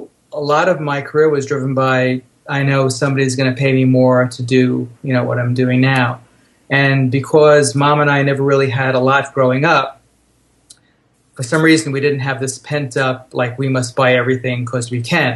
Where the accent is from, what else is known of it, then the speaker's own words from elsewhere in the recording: Long Island, New York, United States; also born or lived in Brooklyn; I was born on Long Island. My parents had a house.